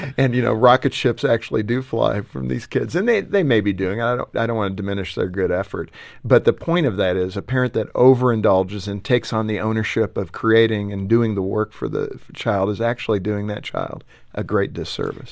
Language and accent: English; Los Angeles, California, United States; growing up in Los Angeles